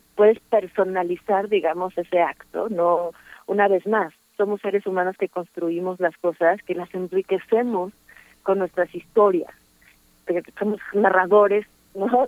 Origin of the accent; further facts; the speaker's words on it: Mexico; moved away; also born or lived in Paris, France; yo veía como mexicana, aunque no me planteo como mexicana